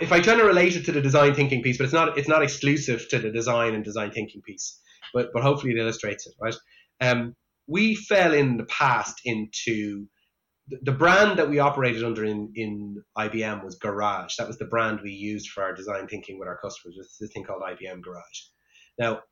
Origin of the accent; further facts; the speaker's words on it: Ireland; I grew up in Ireland